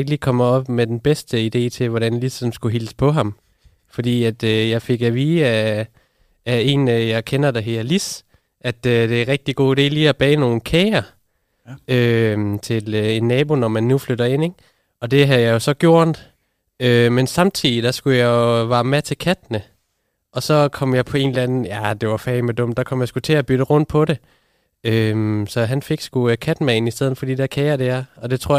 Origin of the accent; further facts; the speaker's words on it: Southern Denmark, Denmark; Det er, fordi jeg er fra Fyn af.